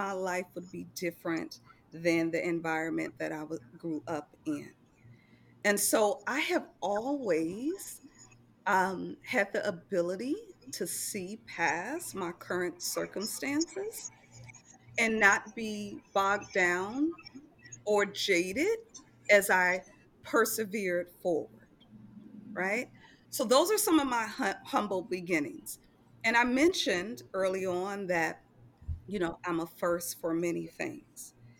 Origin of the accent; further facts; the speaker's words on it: Milwaukee, Wisconsin, United States; So I am originally from Milwaukee, Wisconsin. I grew up in a poverty-stricken neighborhood where my mom was a single mother of four children.